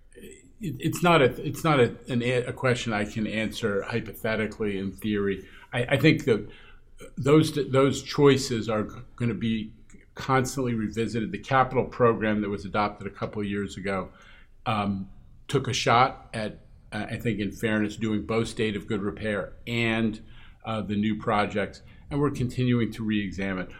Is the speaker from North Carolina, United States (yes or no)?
no; New York City, New York, United States; born or raised there